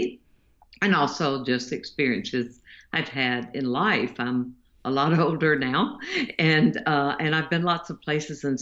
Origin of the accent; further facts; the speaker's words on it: the South, Southern United States, United States; I'm a Southerner. I live in the United States